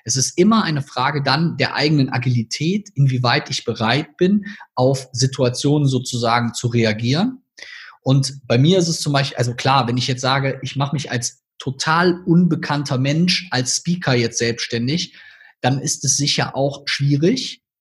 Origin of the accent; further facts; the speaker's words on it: Rhineland, Germany; accent: Rhineland; als Personal Brand immer quasi ein bisschen in meinen rheinländischen Akzent verfalle